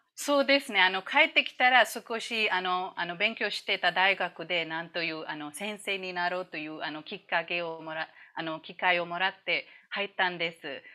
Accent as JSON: {"language": "Japanese", "country": "India", "tie": "born or raised there", "also_born_or_lived": "Malaysia", "second_language": "Japanese", "moved": "as an adult", "lives_now": "Kuala Lumpur, Malaysia", "said": "インドで生まれ育ち"}